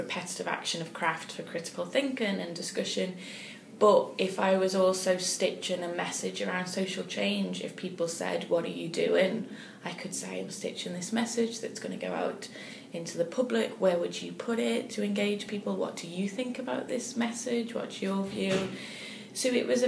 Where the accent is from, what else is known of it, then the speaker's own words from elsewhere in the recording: United States; for me, as an American